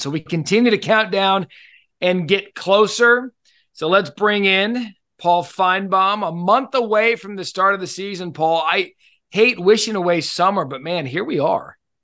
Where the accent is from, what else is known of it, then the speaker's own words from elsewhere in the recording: Arizona, United States; I grew up in Arizona.